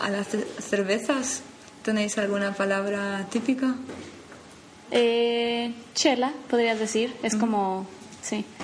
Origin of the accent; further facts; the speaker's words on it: Mexico City, Mexico; now in Copenhagen, Denmark; Eh, de México, de la ciudad.